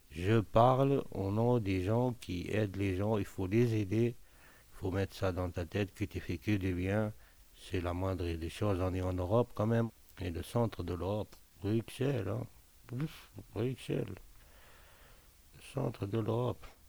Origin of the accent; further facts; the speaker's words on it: Tunisia; moved away as an adult; now in Belgium; je suis native de Tunisie. Ça fait maintenant 18 ans que je suis en Belgique.